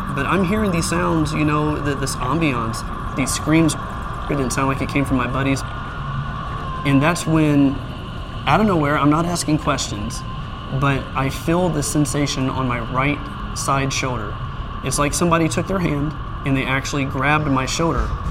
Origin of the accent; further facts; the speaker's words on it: American Midwest, United States; So, the area that I grew up in was the suburbs.